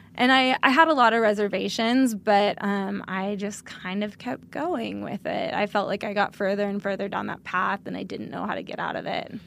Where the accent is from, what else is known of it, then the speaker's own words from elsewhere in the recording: outside of Sacramento in the foothills, Northern California, United States; moved away; I'm from Northern California.